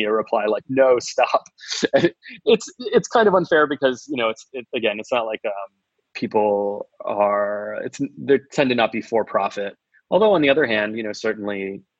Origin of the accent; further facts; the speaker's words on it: Florida, United States; I'm from Florida